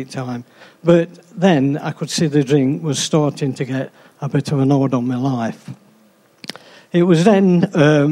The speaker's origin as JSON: {"language": "English", "town": "Arnold", "region": "East Midlands", "country": "United Kingdom", "tie": "born or raised there", "also_born_or_lived": "Beeston", "said": "I was born in Arnold."}